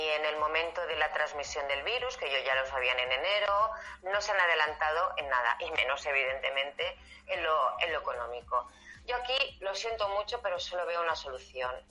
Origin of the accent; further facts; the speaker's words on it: Spain; somos españoles y como está la picaresca